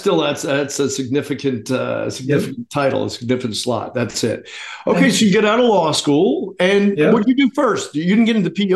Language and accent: English; New Jersey, United States; I'm from New Jersey